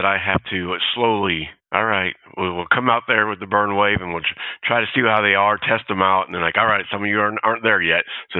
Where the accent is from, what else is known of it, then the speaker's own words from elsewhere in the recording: California, United States; Well, I grew up in California. I was a Navy brat.